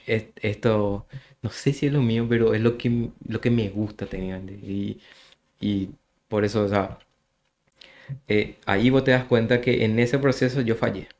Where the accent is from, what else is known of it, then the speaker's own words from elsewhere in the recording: Luque, Central, Paraguay; soy de Luque